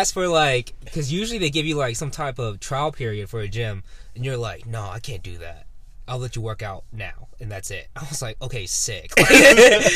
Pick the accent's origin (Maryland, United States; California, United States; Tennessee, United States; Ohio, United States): Tennessee, United States; Franklin; moved away as an adult; also born or lived in Nashville, Tennessee; now in Cumming, Georgia, United States; I grew up in Tennessee, Nashville, Tennessee